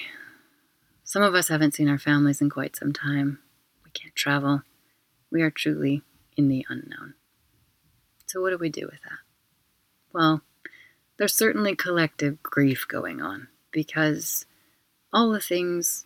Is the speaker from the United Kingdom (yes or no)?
yes; United Kingdom; now in Barcelona, Spain; I'm also a British citizen